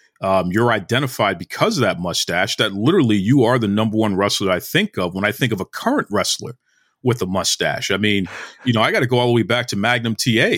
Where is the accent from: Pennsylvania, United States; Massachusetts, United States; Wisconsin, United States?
Massachusetts, United States; Boston; I'm born and raised in Boston, been here my whole life, right? So I'm a black man in America. Grew up in the 80s.